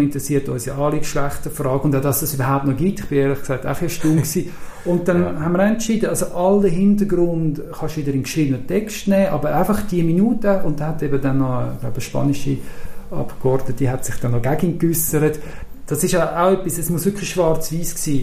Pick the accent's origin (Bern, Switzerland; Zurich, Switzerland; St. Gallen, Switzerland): Zurich, Switzerland